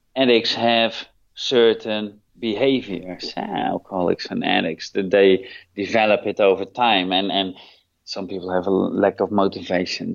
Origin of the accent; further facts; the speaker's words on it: Netherlands; moved away as an adult; now in Thailand; I'm originally from Holland